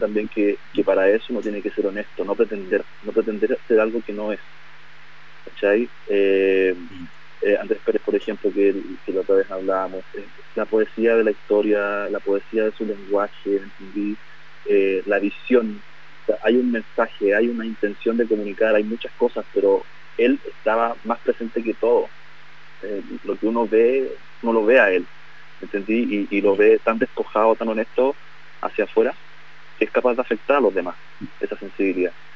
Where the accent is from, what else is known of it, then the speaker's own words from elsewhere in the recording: Santiago, Santiago Metropolitan Region, Chile; como santiaguinos